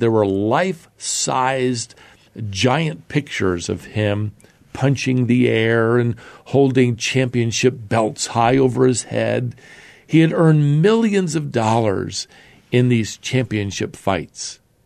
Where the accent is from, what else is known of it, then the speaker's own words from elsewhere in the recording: United States; here in my home country of America.